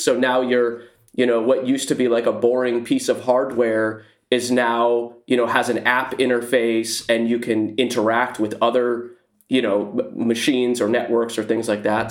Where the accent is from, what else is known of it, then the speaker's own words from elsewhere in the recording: Silicon Valley, California, United States; I live in the Silicon Valley. I've lived here my whole life, uh, born and raised